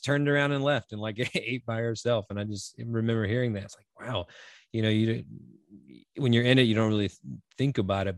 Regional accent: North Carolina, United States; the South, I'm from North Carolina, so not quite as far south as Mississippi

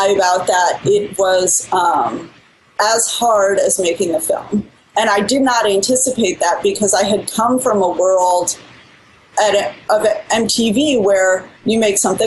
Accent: Midwest, United States; we're all from the Midwest and have this consistent language, sort of pacing and little phrasings that are really common in the Midwest

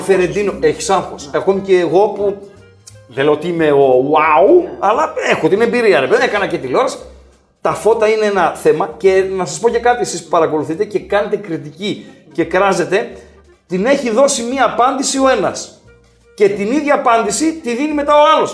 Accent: Greece; also born or lived in Germany; είμαι ε, μεγάλο στη Γερμανία μέχρι τα 6 μου χρόνια. Ήρθα στην Ελλάδα

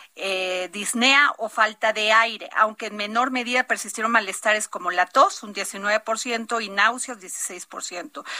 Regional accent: Mexico; así somos los mexicanos

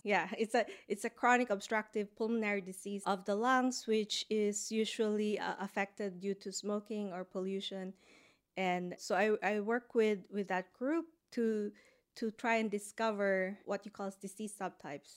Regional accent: Philippines; moved away as an adult; also born or lived in United States; now in Boston, United States; I grew up in the Philippines, so I had my undergrad there

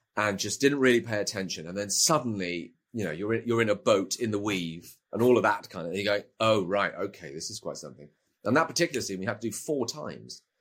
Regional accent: United Kingdom; as a Brit

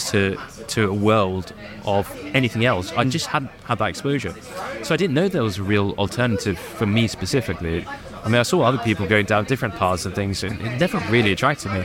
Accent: United Kingdom; this skinny, scrawny little kid from Britain with brown skin

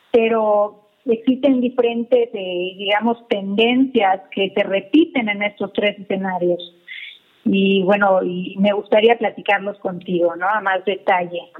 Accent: Mérida, Yucatán, Mexico; now in Mexico City, Mexico; Ah, mira, mi tierra.

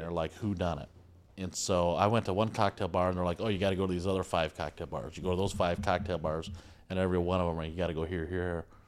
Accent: Michigan, United States; I'm from Michigan

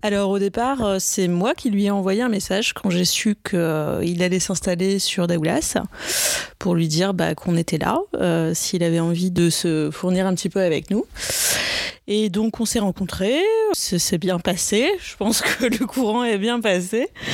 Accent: Brittany, France; moved away as an adult; je viens de Bretagne, mais j'ai passé longtemps ailleurs en France en études

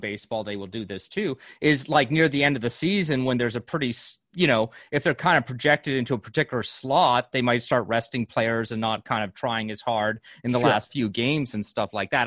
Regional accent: Calgary, Alberta, Canada; the Calgary Flames, my hometown team

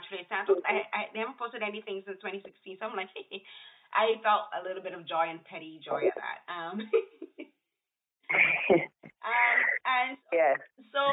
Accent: Barbados; moved away; I'm from Barbados

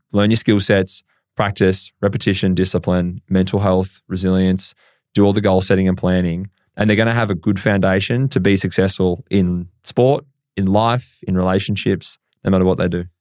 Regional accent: Horsham, Victoria, Australia; I grew up in Horsham, County Victoria

